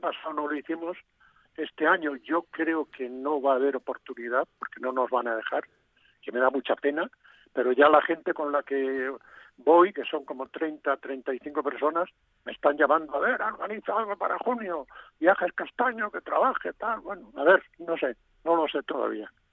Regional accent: Galicia, Spain; first language Galician; moved away; ya que andas por mi tierra, pues te vas a Finisterre, a Fisterra, como, como dicen en, mi idioma

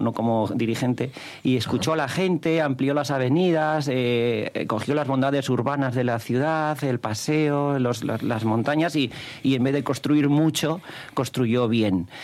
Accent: León, Castile and León, Spain; also born or lived in Gijón, Asturias; nacido en Gijón, pero me crié hasta los 18 años en León

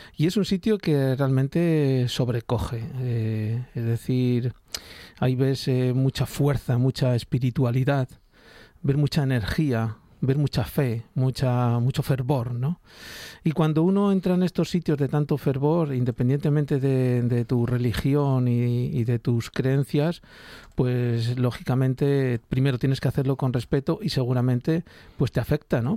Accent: Spain; éramos los primeros españoles

